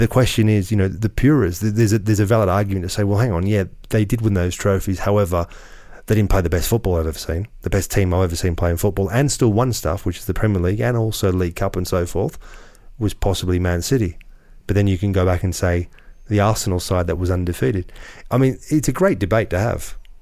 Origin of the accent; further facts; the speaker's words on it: Australia; I grew up in Australia playing in the old you know, the old N S L